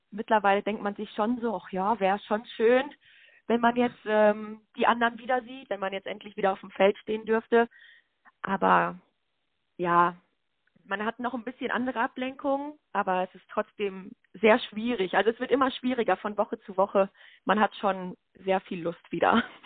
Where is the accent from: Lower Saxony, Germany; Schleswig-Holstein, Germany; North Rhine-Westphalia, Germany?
North Rhine-Westphalia, Germany; Lüdenscheid; also born or lived in Schalksmühle / Meinerzhagen; Ich bin 23 Jahre alt, geboren in Lüdenscheid